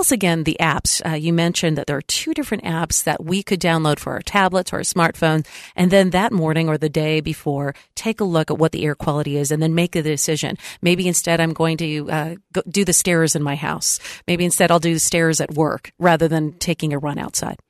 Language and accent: English; San Diego, California, United States; moved away; I was in my hometown, San Diego